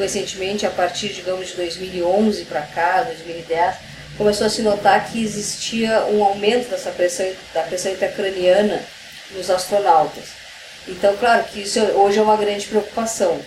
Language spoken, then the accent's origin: Portuguese; Brazil; como brasileira